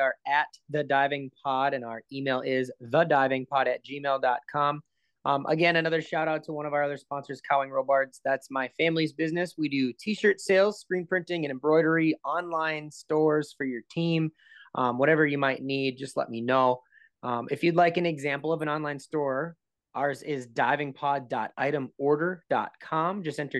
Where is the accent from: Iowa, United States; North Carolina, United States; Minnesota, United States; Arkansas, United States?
Minnesota, United States; I'm from Minnesota